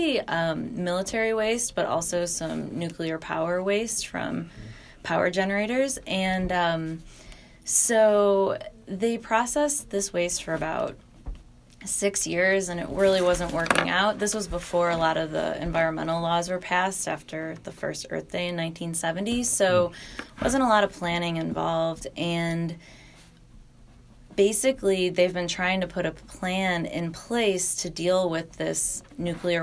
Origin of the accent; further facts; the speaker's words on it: Western New York, United States; I grew up in Western New York and I, you know, live here now